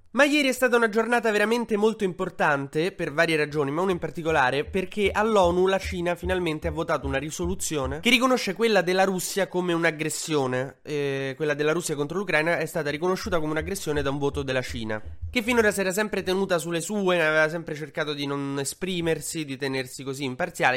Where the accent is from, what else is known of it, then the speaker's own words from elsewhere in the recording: Emilia-Romagna, Italy; moved away; io sono romagnolo d'origine